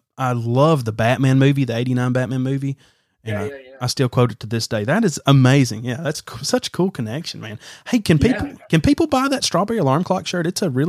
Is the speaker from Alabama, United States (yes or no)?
yes; Alabama, United States; because I'm from Alabama.